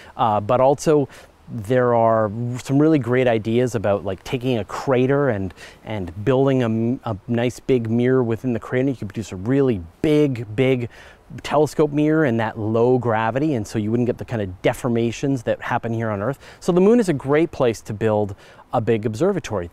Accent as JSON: {"language": "English", "country": "Canada", "said": "I'm Canadian"}